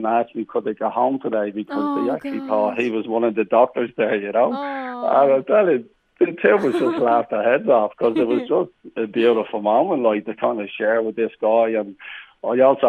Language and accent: English; Ireland; around Ireland too, you know, because that's my hometown.